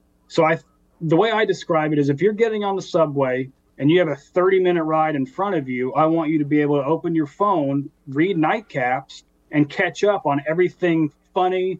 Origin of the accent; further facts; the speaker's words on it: the South, United States; where I grew up in the South